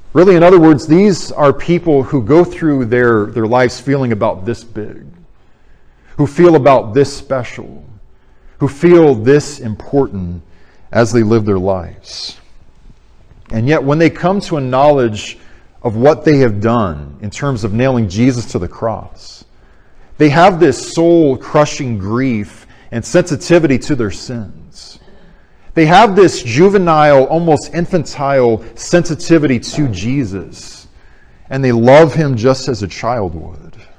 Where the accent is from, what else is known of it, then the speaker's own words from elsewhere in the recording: Arizona, United States; moved away; I went back to Arizona in my hometown church